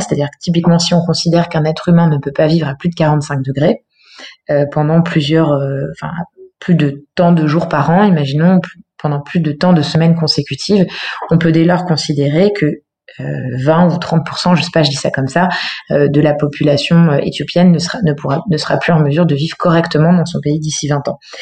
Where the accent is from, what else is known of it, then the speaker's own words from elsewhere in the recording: Eure, Normandy, France; moved away as an adult; also born or lived in Paris / Berlin; now in Lyon, France; j'ai grandi en Normandie, dans un petit village dans le dans l'Eure, dans le 27